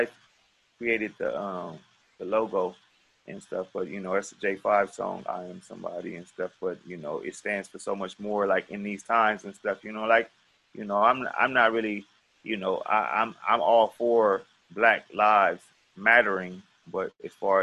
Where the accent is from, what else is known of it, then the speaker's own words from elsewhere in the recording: Los Angeles, California, United States; moved away; I went to Manual Arts right there on King in Vermont